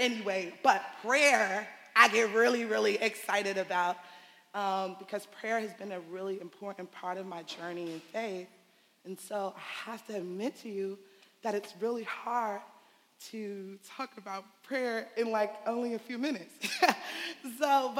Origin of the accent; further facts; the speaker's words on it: New York City, New York, United States; I'm from Bed-Stuy